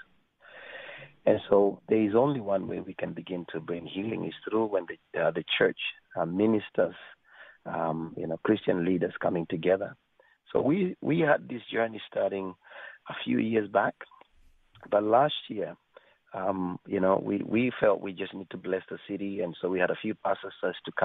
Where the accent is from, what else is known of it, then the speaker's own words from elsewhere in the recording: Kenya; moved away; also born or lived in Africa; I was born in Kenya.